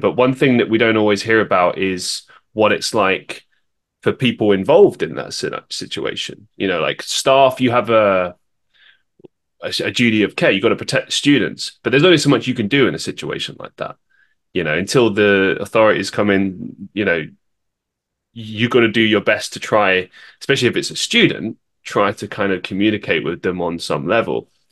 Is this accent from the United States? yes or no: no; London, United Kingdom; moved away; I grew up in London